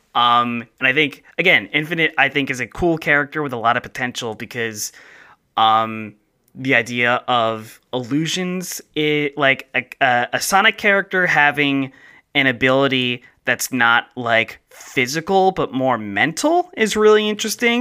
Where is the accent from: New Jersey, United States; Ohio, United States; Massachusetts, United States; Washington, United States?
New Jersey, United States; accent: South Jersey, Philadelphia; moved away; I have more of like a South Jersey, Philadelphia accent that comes out.